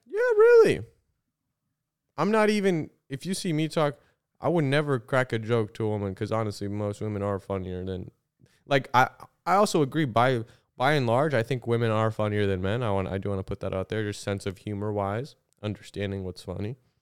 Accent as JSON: {"language": "English", "region": "Illinois", "country": "United States", "said": "I'm from Illinois"}